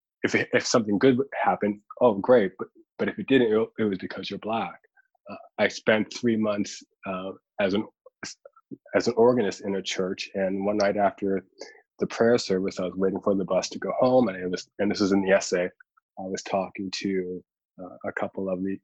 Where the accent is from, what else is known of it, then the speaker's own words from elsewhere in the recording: Halifax, Nova Scotia, Canada; me really trying to find my place as a Black person growing up in Halifax on Canada's East Coast